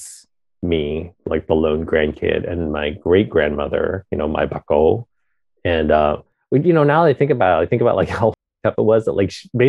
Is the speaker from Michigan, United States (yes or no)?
no; Pennsylvania, United States; also born or lived in Vietnam; being a refugee and, like, growing up in Pennsylvania and, like, growing up bilingual